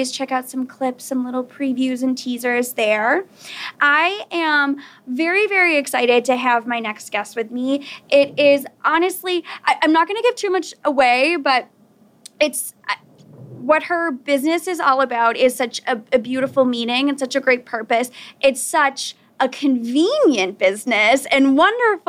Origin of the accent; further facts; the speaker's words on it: Weymouth, Massachusetts, United States; moved away as an adult; I actually just signed a lease for a new apartment in my hometown, and I had moved across the country. I've been living in another town, and I'm like, I never thought I'd see the day where I get myself back to Weymouth.